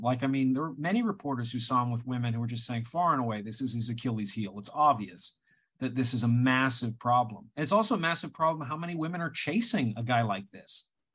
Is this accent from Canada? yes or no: yes; Canada; moved away; as a Canadian at the time